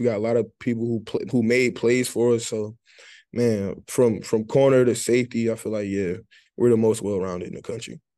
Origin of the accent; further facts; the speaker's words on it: Detroit, Michigan, United States; moved away; growing up, really growing up in Detroit